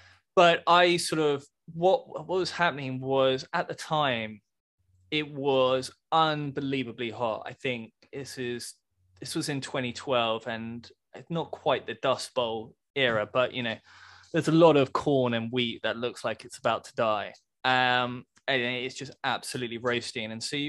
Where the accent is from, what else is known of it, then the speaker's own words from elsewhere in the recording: United Kingdom; And anyway, in my slightly British way, I was like, no, I'm actually from Britain.